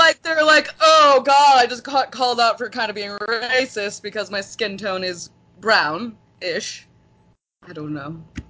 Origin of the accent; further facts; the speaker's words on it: California, United States; I grew up in the Portuguese Halls all over the coast of California.